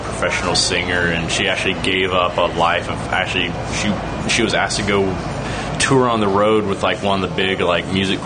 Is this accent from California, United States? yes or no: no; Huntsville, Alabama, United States; now in Astoria, Queens, New York, United States; I was born in Huntsville, Alabama